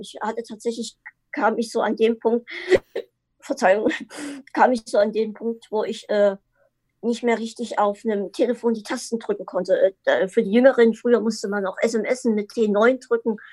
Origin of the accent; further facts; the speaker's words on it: Dresden, Saxony, Germany; Ich, ich komme aus Dresden, äh, Sachsen.